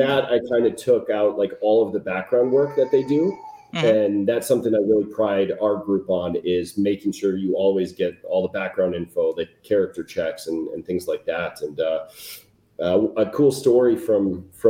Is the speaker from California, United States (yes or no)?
no; Chicago, Illinois, United States; moved away; growing up in Chicago